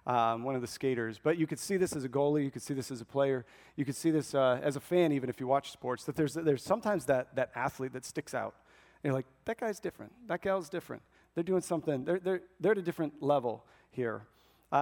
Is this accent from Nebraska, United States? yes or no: yes; Nebraska, United States; I was born and raised in Nebraska